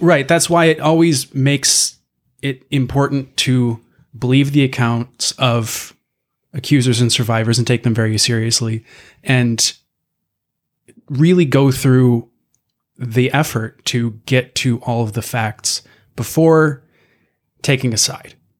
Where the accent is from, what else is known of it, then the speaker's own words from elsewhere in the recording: Midwest, United States; being a Midwesterner